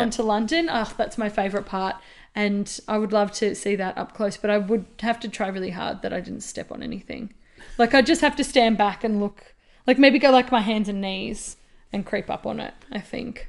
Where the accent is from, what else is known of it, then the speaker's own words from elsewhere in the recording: Australia; as an Australian